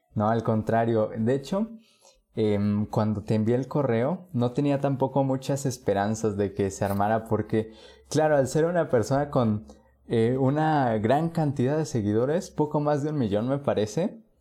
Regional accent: Puebla, Mexico; Yo soy de Puebla

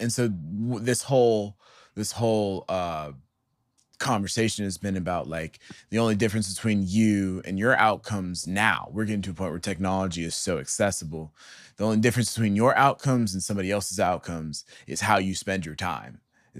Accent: Atlanta, Georgia, United States; I'm from Atlanta.

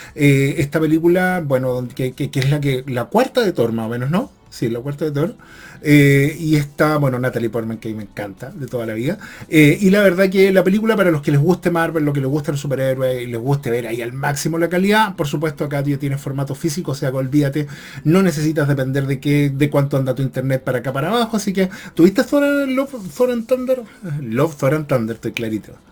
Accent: Chile; en mi caso soy chileno

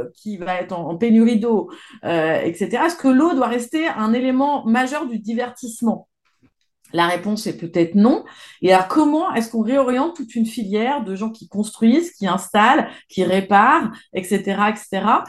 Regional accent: Isère and Savoie, Auvergne-Rhône-Alpes, France; je suis à l'origine, je viens de d'Isère et de Savoie.

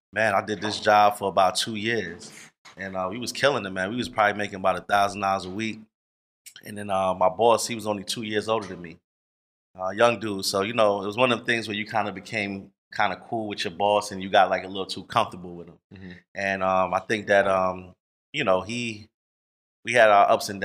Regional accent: New York, United States; now in Atlanta, United States; I'm from New York

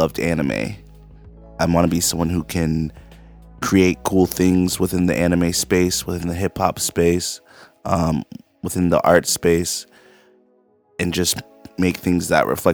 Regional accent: Charleston, South Carolina, United States; I'm a creative from Charleston, South Carolina

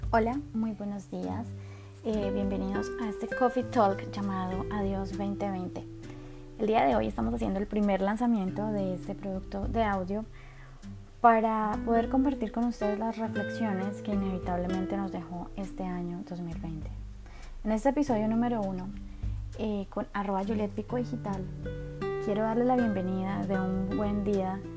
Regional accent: Colombia; yo soy de Colombia

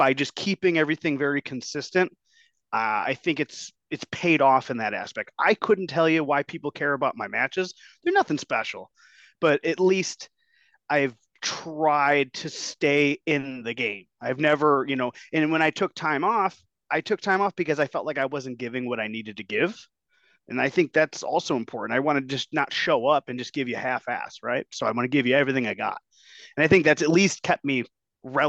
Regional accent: Berwyn, Illinois, United States; also born or lived in Oak Lawn, Illinois; I grew up in Berwyn, but I kind of moved to like Oak Lawn towards like, I guess you could say the tail end of like junior high, and I went to high school out in this area.

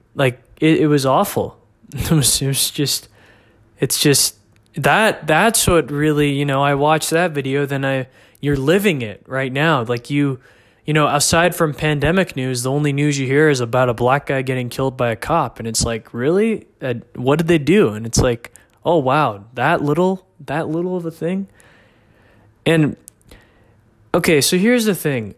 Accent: McKinney, Texas, United States; here in my hometown of McKinney, Texas

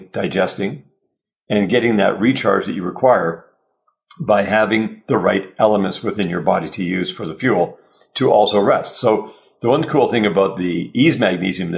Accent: Canada; we're Canadian

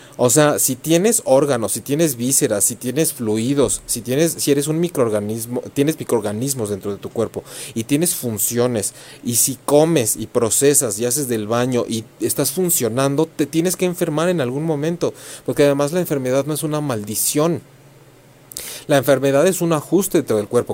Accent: Mexico; en México, para quienes son o nos conocen como cultura mexicana, hacemos mucho esto de la ofrenda en el Día de Muertos

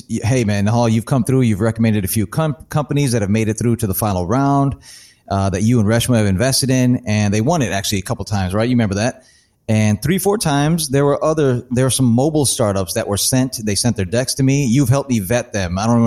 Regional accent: Chicago, Illinois, United States; We're all from the Chicago area

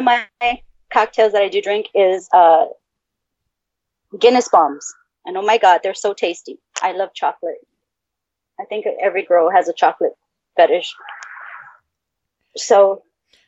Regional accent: Texas, United States; I'm from Texas

